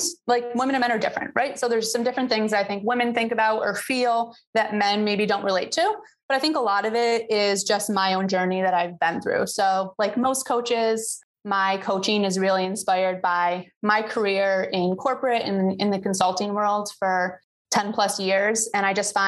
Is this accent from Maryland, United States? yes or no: no; New York, United States; moved away as an adult; now in St. Petersburg, United States; I'm from New York and just last year I made the move and fulfilled my dream of living somewhere warmer and by the beach. So now I'm in St. Pete, Florida.